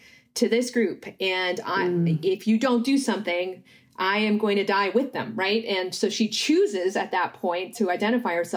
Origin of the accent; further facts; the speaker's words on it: United States; I might self-identify as a child of immigrants. And so I'm an Indian American.